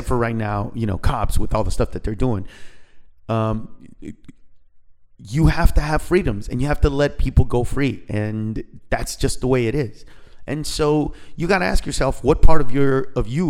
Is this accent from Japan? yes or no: no; Honduras; now in United States; Honduras, the country that I was born